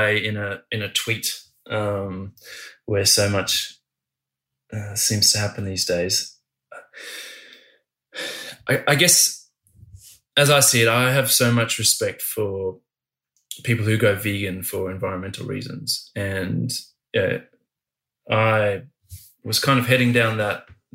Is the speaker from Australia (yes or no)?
yes; Australia; as an Australian